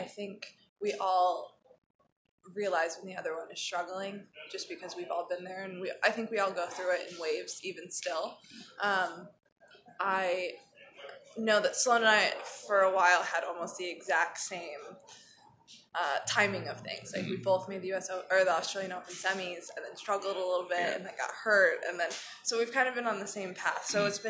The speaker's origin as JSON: {"language": "English", "region": "Florida", "country": "United States", "tie": "born or raised there", "said": "growing up in Florida"}